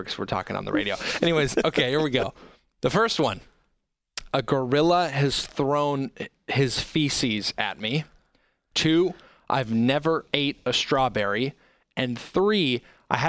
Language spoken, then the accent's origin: English; Oregon, United States; also born or lived in California; I was born in California. But we moved so quickly to Oregon as a kid that I don't really count it.